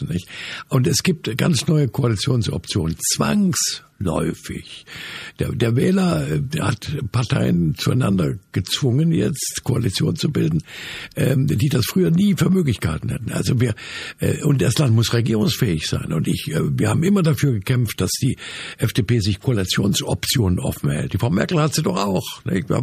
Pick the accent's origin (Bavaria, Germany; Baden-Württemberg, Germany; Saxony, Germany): Saxony, Germany; Dresden; In meiner Heimatstadt Dresden gibt es zu Pegida eine Gegenbewegung.